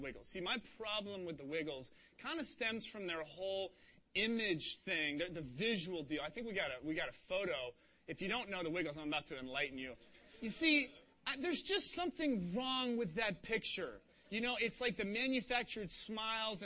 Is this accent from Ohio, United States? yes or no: yes; Cincinnati, Ohio, United States; moved away; I grew up in Cincinnati, Ohio